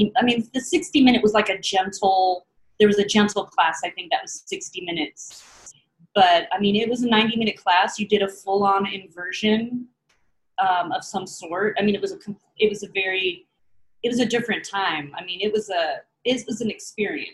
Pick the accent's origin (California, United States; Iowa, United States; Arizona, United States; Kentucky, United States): California, United States; also born or lived in Santa Rosa, California; now in Occoquan, United States; I was born up in Santa Rosa, which is up north, hippie area. And then we ended up in Southern California when I was in middle school